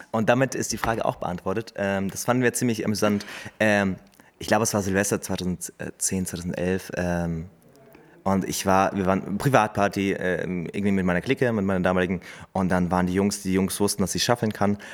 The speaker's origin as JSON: {"language": "German", "town": "Hameln", "region": "Lower Saxony", "country": "Germany", "said": "wo kommst du denn eigentlich her? Dann sage ich halt Hameln."}